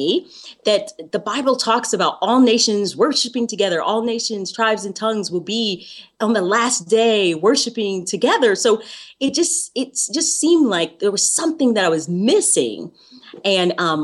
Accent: the South, United States; I grew up in the South

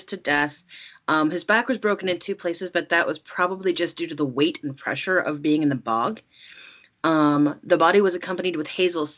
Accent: California, United States; I'm from California, Ireland

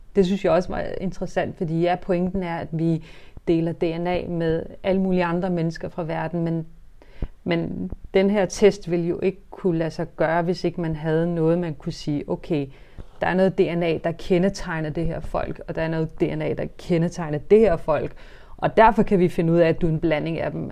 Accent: Denmark; Vi er jo født i Danmark, vi er vokset op i Danmark

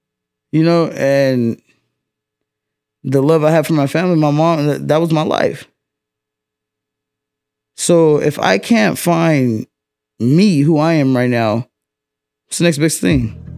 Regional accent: Fresno, California, United States; I'm from Fresno, the West Side. Dirty Dub

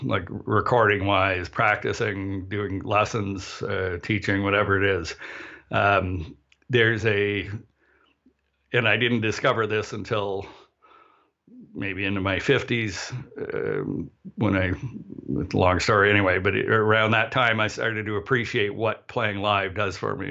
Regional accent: Canada; also born or lived in Barrie, Ontario; we're Canadian

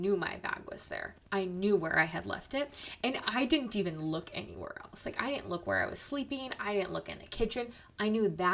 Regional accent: Owatonna, Minnesota, United States; now in Omaha, United States; I was born in Owatonna, Minnesota. I currently reside in Omaha, Nebraska.

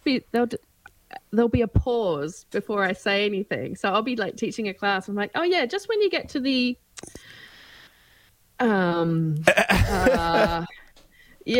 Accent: Australia; moved away as an adult; also born or lived in Melbourne; I've lived away from Australia for 17 years, I'm back here

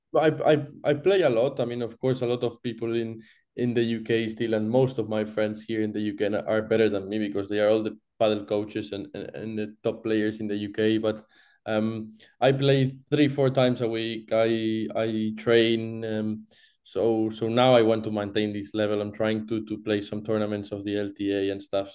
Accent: Barcelona, Catalonia, Spain; English is a second language; moved away; I'm from Barcelona originally.

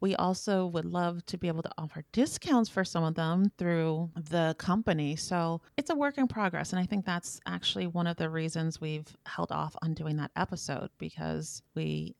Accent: West Coast, United States; moved away; I'm originally from the West Coast

